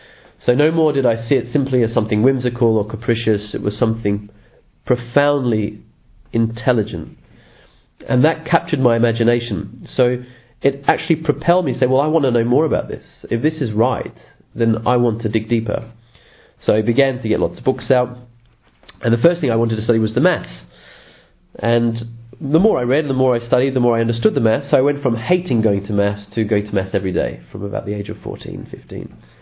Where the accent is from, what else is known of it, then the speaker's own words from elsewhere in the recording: England, United Kingdom; born there; also born or lived in Australia; I'm a priest of the Archdiocese of Sydney, Australia. I'm actually English born, and where I'm currently am at the moment, I'm finishing a doctorate in the United Kingdom on natural law.